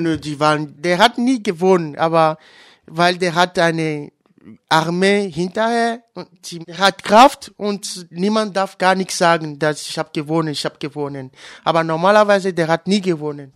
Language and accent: German; Togo; German is a second language; moved away as an adult; now in Freiburg, Germany; in meinem Heimatland Togo